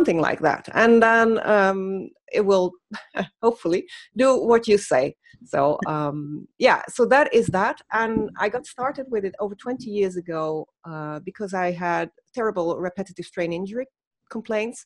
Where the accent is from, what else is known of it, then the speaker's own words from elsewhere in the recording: Netherlands; moved away as an adult; now in Germany; I'm from the Netherlands